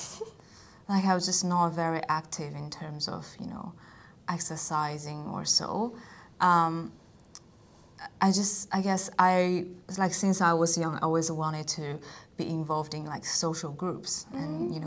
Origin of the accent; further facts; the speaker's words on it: China; now in Australia; I am from China